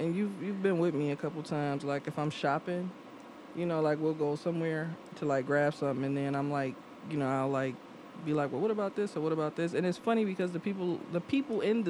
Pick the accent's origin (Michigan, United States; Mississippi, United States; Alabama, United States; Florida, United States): Michigan, United States; Detroit; I'm from Detroit